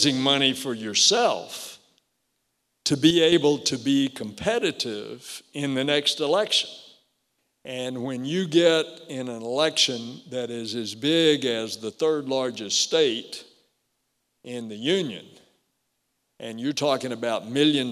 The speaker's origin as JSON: {"language": "English", "town": "Melbourne", "region": "Florida", "country": "United States", "tie": "born or raised there", "said": "I come home from the Army to practice law in my hometown of Melbourne"}